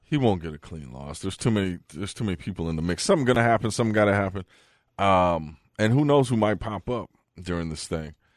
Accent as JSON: {"language": "English", "area": "the Bay Area", "region": "California", "country": "United States", "also_born_or_lived": "Fargo", "moved": "yes", "lives_now": "Las Vegas, United States", "said": "I'm from the Bay."}